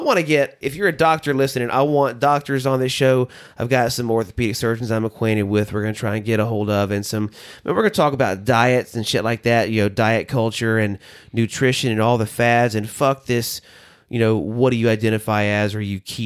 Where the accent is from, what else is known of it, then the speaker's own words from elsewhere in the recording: the South, United States; now in Nashville, United States; I grew up in the South.